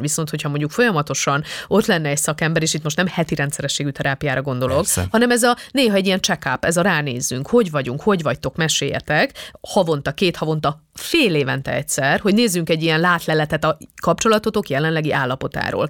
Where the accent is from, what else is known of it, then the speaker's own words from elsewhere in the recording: Transylvania, Romania; Erdélyből származom, tehát magyar osztályba jártam